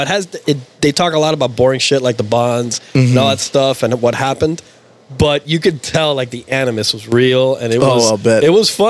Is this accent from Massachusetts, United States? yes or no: no; Chicago, Illinois, United States; now in Miami, United States; I'm from Chicago. I was born in Chicago